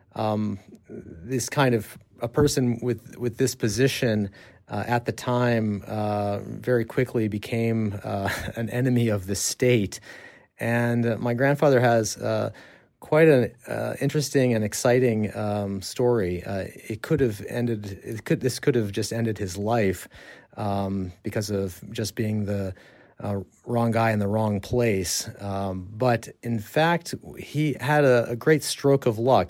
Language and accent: English; New Mexico, United States; now in Czech Republic; I'm, I'm from the United States, from the state of New Mexico